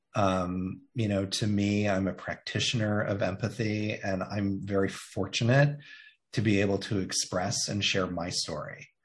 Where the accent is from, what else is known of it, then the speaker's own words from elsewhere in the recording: Indiana, United States; moved away; I identify that I grew up in Indiana. It's where I am from.